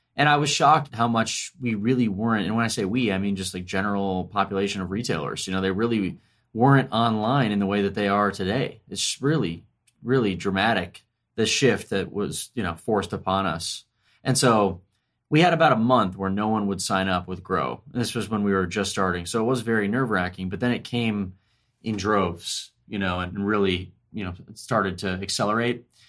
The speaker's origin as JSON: {"language": "English", "town": "Ormond Beach", "region": "Florida", "country": "United States", "tie": "born or raised there", "also_born_or_lived": "Washington, D.C. / San Francisco", "moved": "as an adult", "said": "I grew up in Ormond Beach, Florida, which is a suburb just outside of Daytona Beach."}